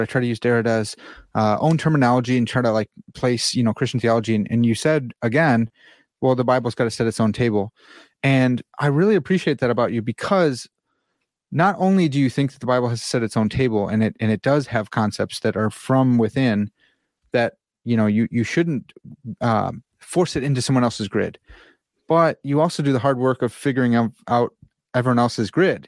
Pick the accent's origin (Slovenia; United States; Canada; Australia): United States; I'm an American